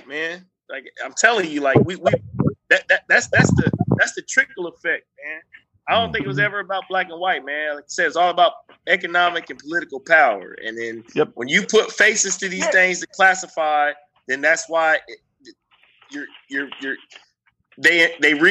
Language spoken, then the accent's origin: English; United States; I'm American